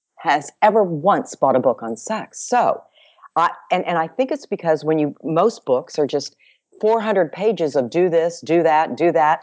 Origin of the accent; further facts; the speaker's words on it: Dallas, Texas, United States; I'm from Big D. Little A double L A S